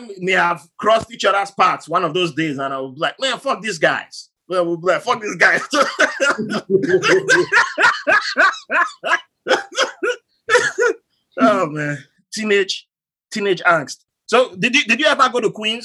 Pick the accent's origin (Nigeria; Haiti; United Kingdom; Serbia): Nigeria; Bayelsa; moved away as an adult; also born or lived in Port Harcourt / Ibadan; now in United States; my family was Harry. We are from Bayelsa